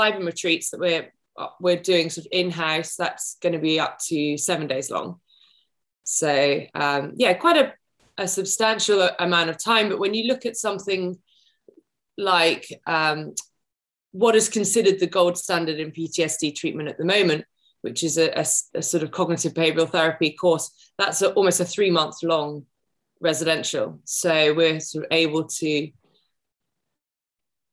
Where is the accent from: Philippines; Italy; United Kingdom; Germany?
United Kingdom; I'm a Brit